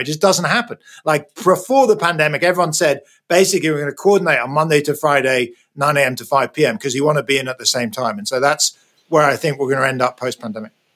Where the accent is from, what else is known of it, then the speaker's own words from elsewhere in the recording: United Kingdom; moved away as an adult; also born or lived in United States; now in California, United States; You can hear probably from my accent, I was born in Britain. I'm now a bit of a fake Brit. I live in the US. I've been here for the last 15 years.